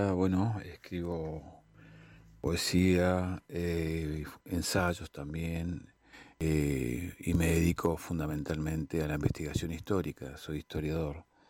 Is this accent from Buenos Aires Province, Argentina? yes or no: no; Comodoro Rivadavia, Chubut, Argentina; now in Neuquén, Argentina; es de mis pagos, yo soy de Comodo Rivadavia